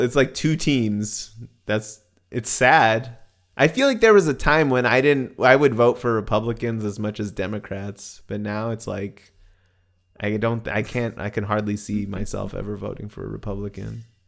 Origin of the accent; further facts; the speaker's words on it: United States; I'm an American